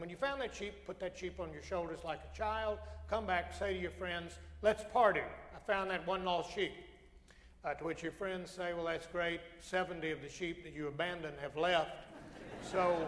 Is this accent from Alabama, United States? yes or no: yes; Alabama, United States; I come from Alabama, which has the highest rate of church attendance